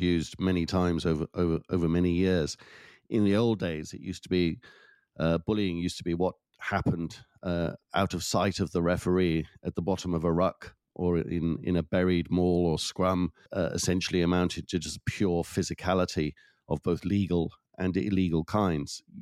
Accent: Wales, United Kingdom; my home country, Wales

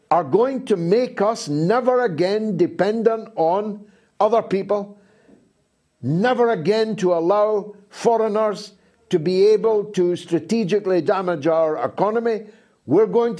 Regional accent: Dundee, Scotland, United Kingdom; a guy from a council house in Dundee

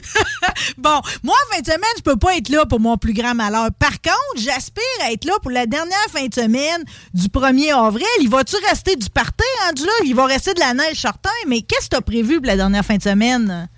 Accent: Saint-Léonard-d'Aston, Quebec, Canada; je viens de Saint-Léonard d'Aston

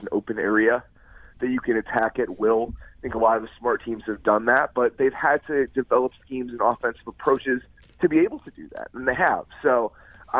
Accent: Chicago, Illinois, United States; moved away as an adult; also born or lived in Columbia, Missouri / Boston / Los Angeles; From Chicago originally. Came back here.

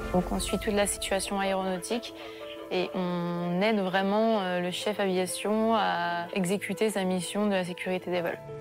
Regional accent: Saint-Avold, Grand Est, France; je viens de Saint-Avold dans Moselle

